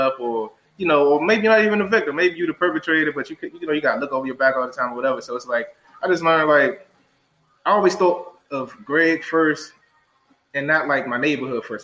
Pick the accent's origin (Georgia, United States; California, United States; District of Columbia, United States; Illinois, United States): District of Columbia, United States; Washington; also born or lived in Delaware; growing up in Ward 8, you definitely face a lot of challenges